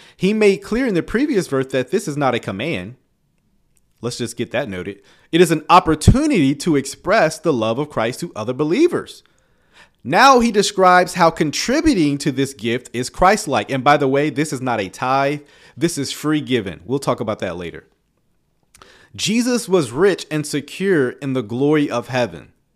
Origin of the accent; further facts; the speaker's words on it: the South, United States; I come from the South, right? We grew up on spades and dominoes